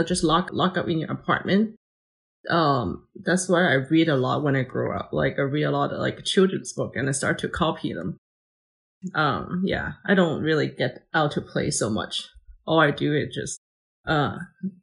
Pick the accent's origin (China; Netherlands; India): China; Shenzhen, Guangdong; moved away; when I grew up in Shenzhen, it's fairly still not as modern as right now